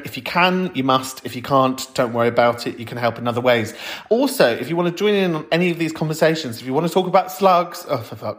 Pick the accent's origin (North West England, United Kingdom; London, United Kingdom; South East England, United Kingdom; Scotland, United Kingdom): London, United Kingdom; I'm from Camden, North London for life